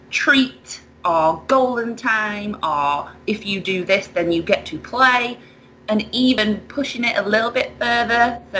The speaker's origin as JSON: {"language": "English", "country": "United Kingdom", "lives_now": "United States", "said": "Um, well, I have moved from the UK to the US"}